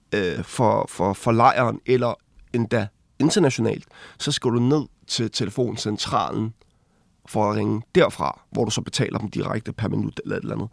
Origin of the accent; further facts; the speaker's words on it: Glostrup, Capital Region of Denmark, Denmark; also born or lived in Dragør / Ringsted / Copenhagen; jeg er født på Glostrup Hospital i Danmark